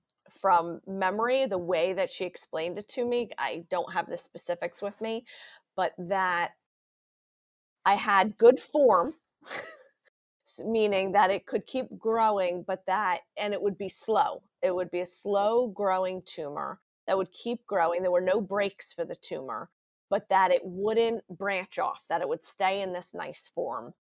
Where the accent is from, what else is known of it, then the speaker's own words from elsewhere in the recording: Huntingdon Valley, Pennsylvania, United States; I am from Huntington Valley, Pennsylvania. It's a northeast suburb of Philadelphia.